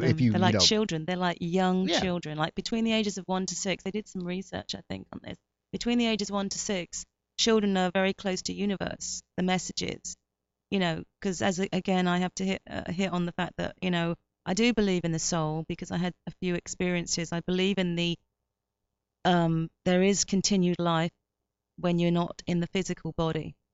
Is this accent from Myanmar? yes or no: yes; Myanmar; now in United States; I'm Burmese English, uh, which is kind of weird because I'm Burmese English and I'm in America now